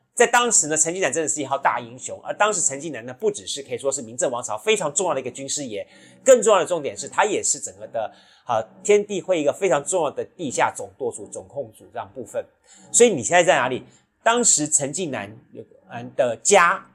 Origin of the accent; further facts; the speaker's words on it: Taiwan; 我们在台湾